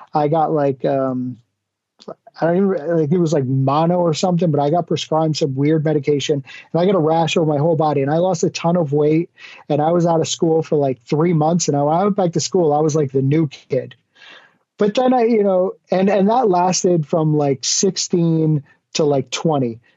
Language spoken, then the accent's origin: English; Connecticut, United States; moved away as an adult; now in Florida, United States; I grew up in the New England area, the States, in Connecticut, and moved down to Florida